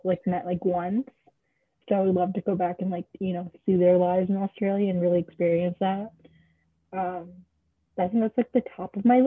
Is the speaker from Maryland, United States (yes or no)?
yes; Maryland, United States; I've grown up in Maryland my whole life. I was born and raised in Maryland.